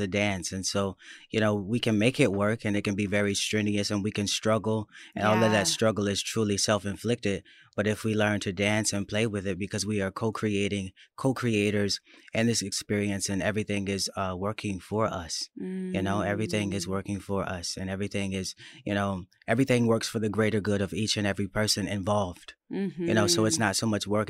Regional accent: Florida, United States; born there; Yeah, I was born in Florida.

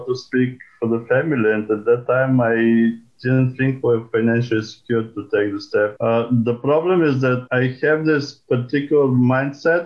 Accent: Bulgaria; moved away as an adult; now in United States; I am originally from Bulgaria, came to the States to do a PhD in physics a long time ago

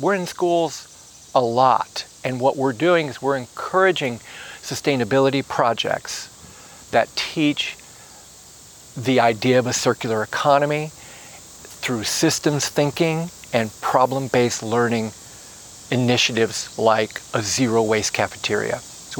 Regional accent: South Bend, Indiana, United States; South Bend, my hometown, Goshen, and Bloomington.

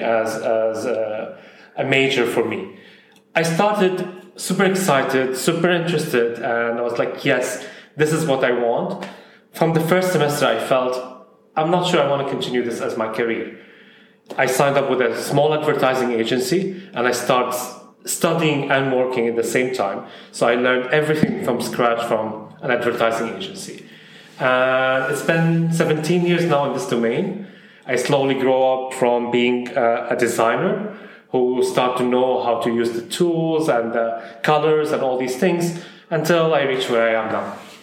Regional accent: Saudi Arabia; also born or lived in Syria / Bahrain; now in United Arab Emirates; I'm originally from Syria, but I grew up in Saudi Arabia

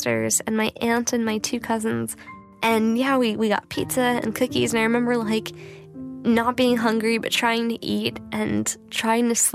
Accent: New York City, New York, United States; I'm from New York City. I was 8 years old when 9/11 happened

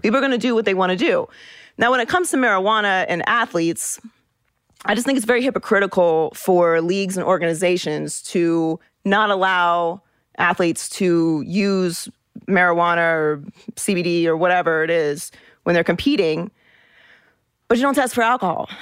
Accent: Pittsburgh, Pennsylvania, United States; I was born and raised in Pittsburgh

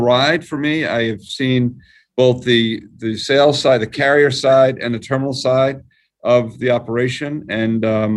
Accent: New York, United States; accent: New York; my New York accent

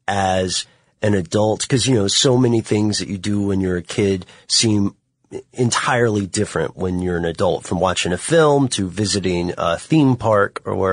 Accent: Tennessee, United States; you know I'm from Tennessee

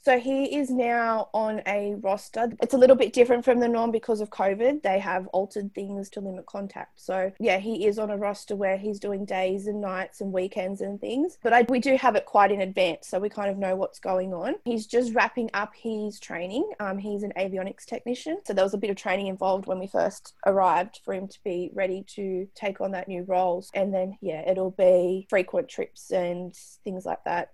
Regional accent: Newcastle, New South Wales, Australia; moved away as an adult; now in Richmond, Australia; I'm from Newcastle in New South Wales

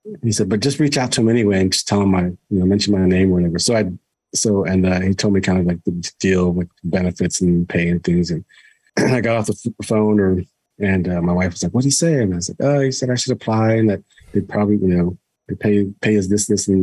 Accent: Virginia, United States; moved away as an adult; also born or lived in Ohio / New Mexico / Arizona; I freelanced for the Virginian Pilot, which was my hometown paper

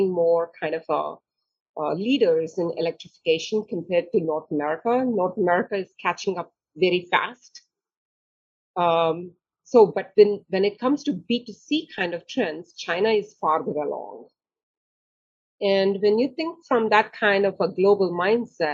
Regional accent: India; also born or lived in Germany; now in United States; I was born in India.

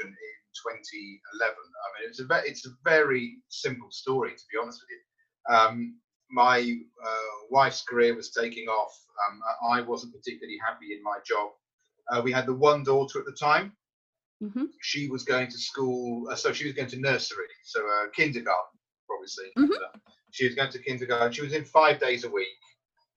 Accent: United Kingdom; now in Surrey, United Kingdom; being British

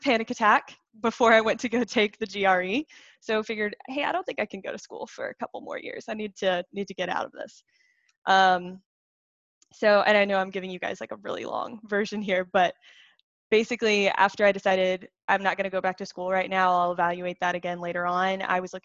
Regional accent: Greenville, South Carolina, United States; I am from Greenville, South Carolina. That's actually where I live now. But I grew up fourth child of four kids

